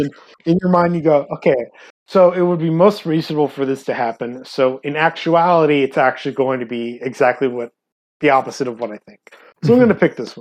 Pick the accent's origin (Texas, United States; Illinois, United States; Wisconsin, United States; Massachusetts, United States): Texas, United States; San Antonio; I'm from San Antonio